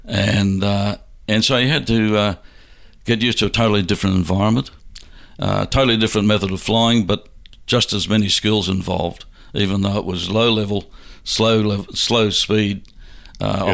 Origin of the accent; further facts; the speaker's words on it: Brisbane, Queensland, Australia; Brisbane was my hometown